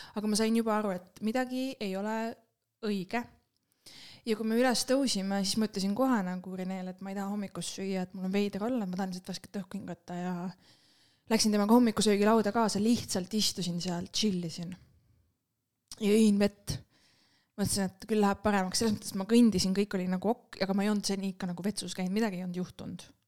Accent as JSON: {"language": "Estonian", "country": "Estonia", "said": "me oleme eestlased"}